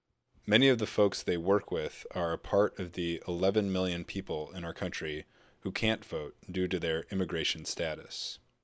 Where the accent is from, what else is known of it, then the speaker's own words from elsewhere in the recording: Mexico; now in United States; I'm a member of Workers' Justice Project. I'm from Mexico, and I came to the United States 20 years ago.